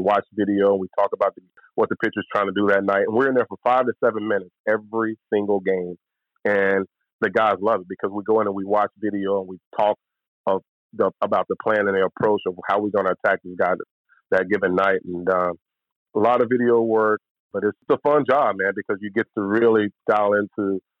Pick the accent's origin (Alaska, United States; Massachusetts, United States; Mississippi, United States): Mississippi, United States; Louisville; moved away as an adult; also born or lived in Starkville, Mississippi; now in Tampa, United States; growing up in Louisville, you know, state 28 miles from Louisville.